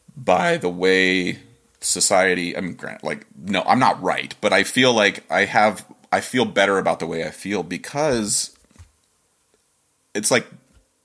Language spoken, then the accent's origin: English; Dover, Ohio, United States; moved away as an adult; I'm from Dover, Ohio